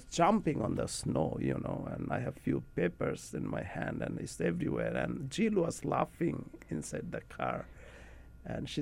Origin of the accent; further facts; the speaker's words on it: Bangladesh; moved away as an adult; also born or lived in St. John's, Newfoundland; now in Canada; I grew up in Bangladesh, and I grew up in a Christian family